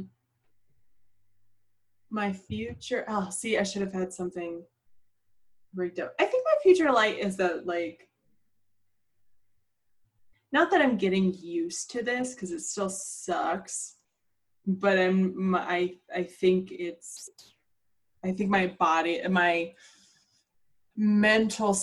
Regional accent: Pittsburgh, Pennsylvania, United States; accent: Pittsburgh; I'm from Pittsburgh, but that's not what I sound like

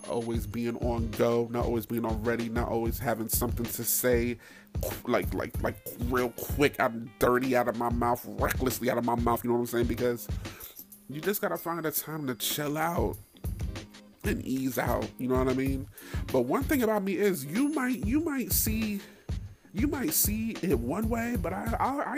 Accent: Middletown, New York, United States; now in DMV (Washington metropolitan area), United States; Born and raised in New York, right outside the city

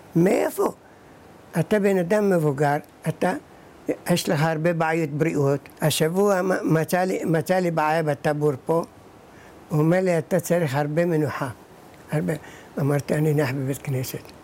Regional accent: Iraq; also born or lived in Baghdad; now in Kiryat Shmona, Israel; אני נולדתי בעיראק

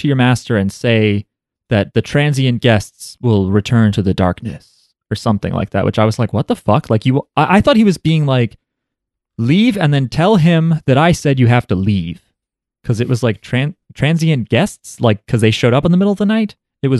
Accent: Philippines; I'm Filipino.

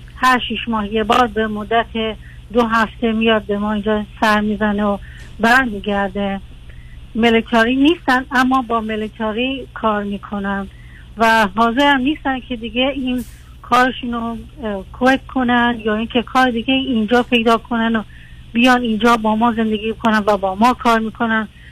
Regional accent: Iran; moved away as an adult; also born or lived in Iraq; از کردایی هستیم که به ایران مهاجرت کردیم و من اصلا بزرگ شده ایران هستم

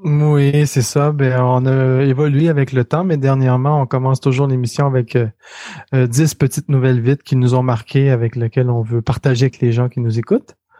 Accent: Quebec City, Quebec, Canada; moved away as an adult; now in Montreal, Canada; je viens de Québec, la ville de Québec.

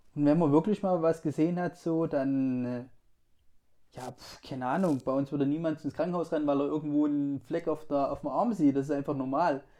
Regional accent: Germany; ich bin Deutscher

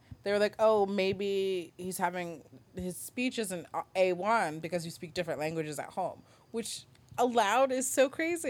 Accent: Nigeria

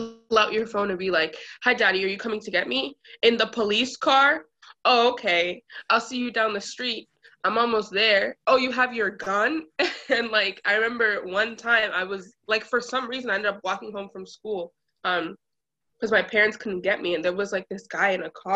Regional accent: Brockton, Massachusetts, United States; I grew up like in Brockton

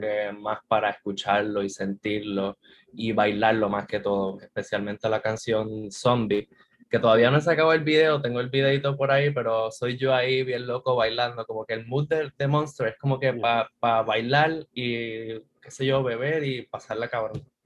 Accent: San Juan, Puerto Rico; yo soy de aquí, de San Juan, nací en el auxilio mutuo, soy de San Juan puro

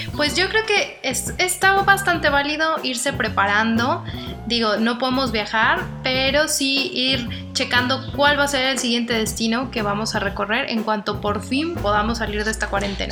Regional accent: Guadalajara, Jalisco, Mexico; yo soy de Guadalajara y yo estoy enamorada de mi ciudad

